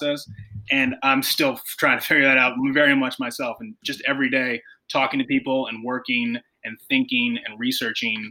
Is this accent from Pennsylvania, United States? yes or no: yes; Philadelphia, Pennsylvania, United States; I lived in South Philadelphia my entire life